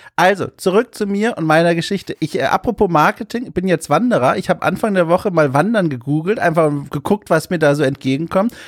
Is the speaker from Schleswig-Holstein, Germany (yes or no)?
no; Hamburg, Germany; das Getränk meiner Heimat, äh, also Hamburg